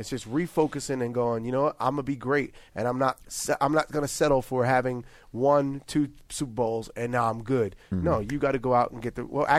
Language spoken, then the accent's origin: English; New York City, New York, United States; Born and raised in 16th Street and 9th Avenue, which is, back in the day, it was the projects. It was the hood.